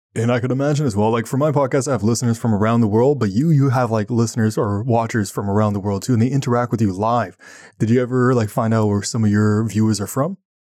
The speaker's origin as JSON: {"language": "English", "town": "Ottawa", "region": "Ontario", "country": "Canada", "said": "I'm from Ottawa"}